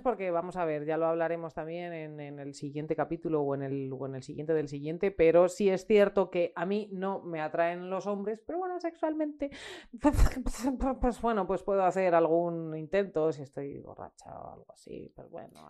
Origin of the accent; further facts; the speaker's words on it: Ávila, Castile and León, Spain; soy de Ávila y no sé decir palabras que no son casticísimas